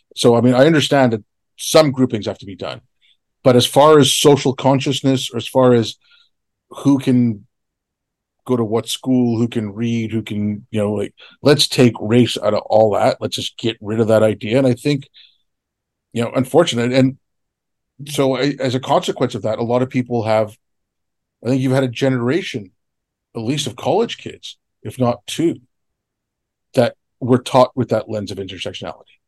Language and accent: English; Canada; I grew up in Canada. I didn't grow up in India